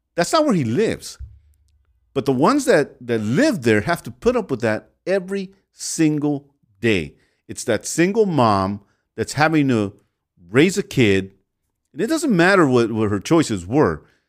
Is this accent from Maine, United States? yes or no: no; Los Angeles, California, United States; I was raised in the MacArthur Park area and in South Central back and forth.